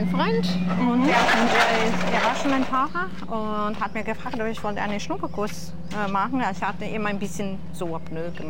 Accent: Milan, Lombardy, Italy; German is a second language; Nein, leider. Ich komme aus Mailand.

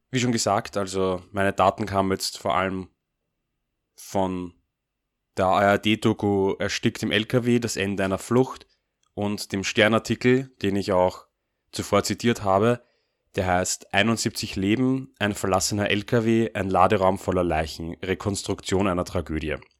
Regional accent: Austria; Als Österreicher

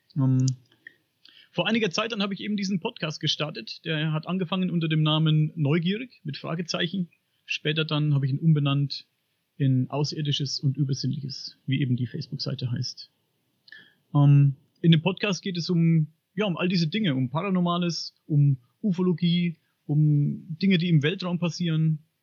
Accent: Upper Franconia, Bavaria, Germany; Ich komme aus Oberfranken.

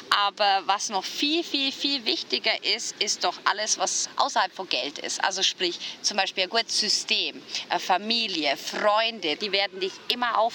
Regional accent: Bavaria, Germany; ich bin aus Bayern mhm. und bei uns ist wirklich Geiz ist geil

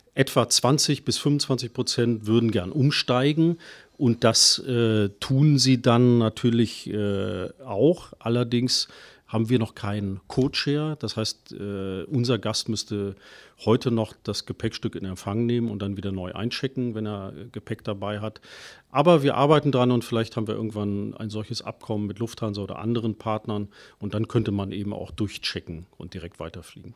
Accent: Cologne, North Rhine-Westphalia, Germany; ich bin geboren in Köln

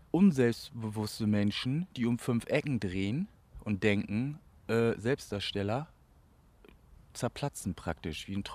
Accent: Bremen, Germany; in meiner Heimatstadt Bremen entstanden. Jeder wollte ihn so haben.

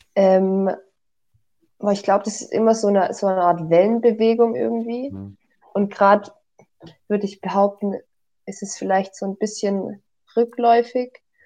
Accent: Hohenlohe, Baden-Württemberg, Germany; moved away as an adult; now in Tübingen, Germany; Ich komme aus dem Hohenlohe

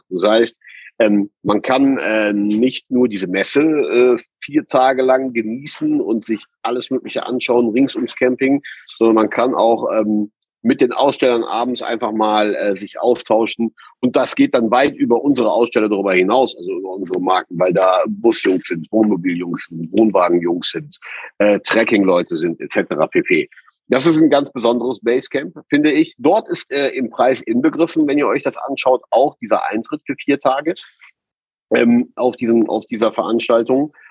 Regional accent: Rhineland, Germany; Also wenn wir als Rheinländer uns ja schon verbarrikadieren, sagt der Norden, ich gehe mal spazieren.

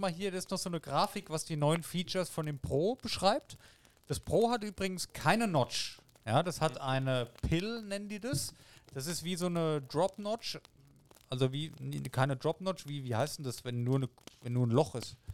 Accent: Germany; hier bei uns in Deutschland

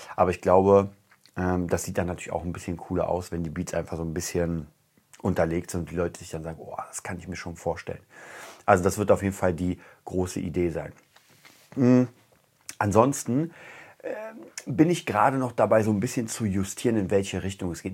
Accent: Germany; als Deutscher

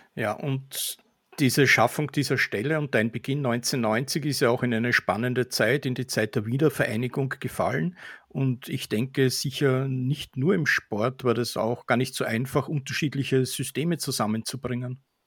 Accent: Austria; Für mich als Österreicher

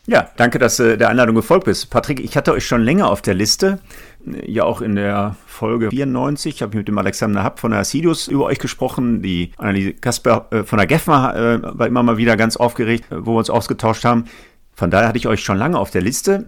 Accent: Essen, North Rhine-Westphalia, Germany; In meiner Heimatstadt Essen

